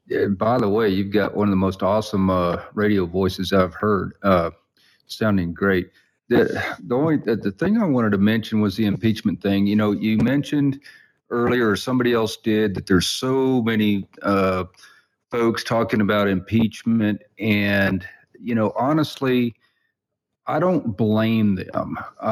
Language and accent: English; Texas, United States; moved away; Well, I'm originally from Texas.